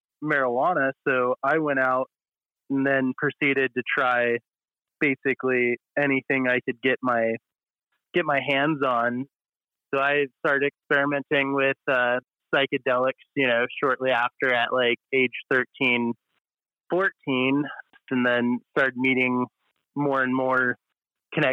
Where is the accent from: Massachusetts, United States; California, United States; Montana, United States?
Montana, United States; I grew up in Montana